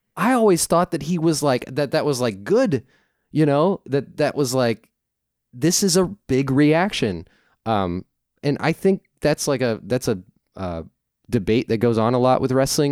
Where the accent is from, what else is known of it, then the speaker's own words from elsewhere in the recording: St. Louis, Missouri, United States; I'm from Saint Louis.